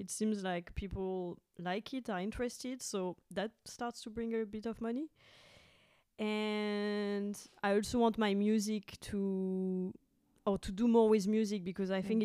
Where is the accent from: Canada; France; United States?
France; moved away as an adult; now in Berlin, Germany; I'm from France